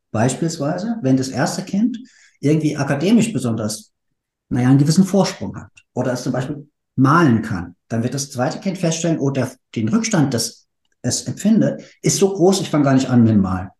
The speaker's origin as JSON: {"language": "German", "town": "Frankfurt", "region": "Hesse", "country": "Germany", "moved": "yes", "lives_now": "Berlin, Germany", "said": "ich komme aus der Frankfurter Ecke."}